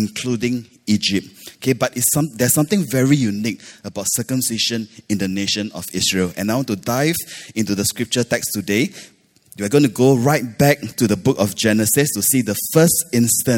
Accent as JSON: {"language": "English", "country": "Malaysia", "tie": "born or raised there", "moved": "yes", "lives_now": "Singapore", "said": "I grew up in Malaysia"}